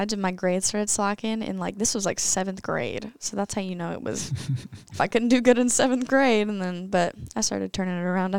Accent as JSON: {"language": "English", "town": "The Woodlands", "region": "Texas", "country": "United States", "said": "I'm from the Woodlands, and yeah, I've been pole vaulting."}